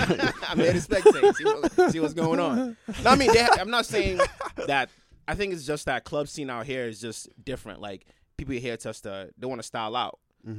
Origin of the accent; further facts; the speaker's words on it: Boston, Massachusetts, United States; I'm from Roxbury.